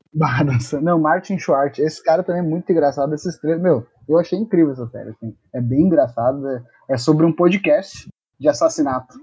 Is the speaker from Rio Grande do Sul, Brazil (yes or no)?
yes; Rio Grande do Sul, Brazil; a gente é gaúcho